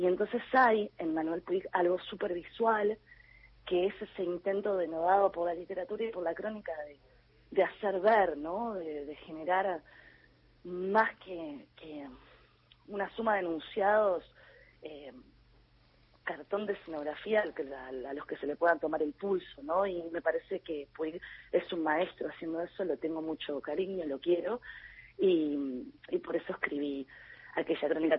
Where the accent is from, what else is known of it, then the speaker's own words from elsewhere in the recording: Montevideo, Uruguay; accent: Uruguayan; yo me absorbo todas las vocales porque soy bien uruguaya